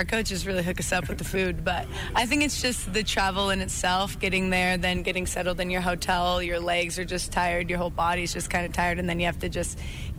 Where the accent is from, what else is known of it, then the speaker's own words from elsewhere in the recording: Malta, Montana, United States; growing up in Malta, it's freezing cold